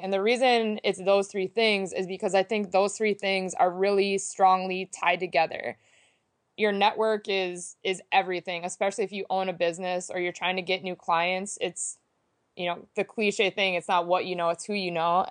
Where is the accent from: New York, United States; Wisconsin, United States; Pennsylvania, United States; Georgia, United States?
Wisconsin, United States; Green Bay; I am originally from Green Bay, Wisconsin